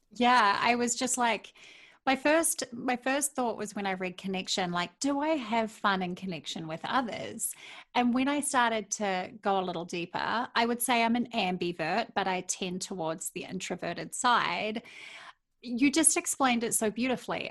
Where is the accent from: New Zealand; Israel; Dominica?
New Zealand; now in Minnesota, United States; I love living in Minnesota, being a New Zealander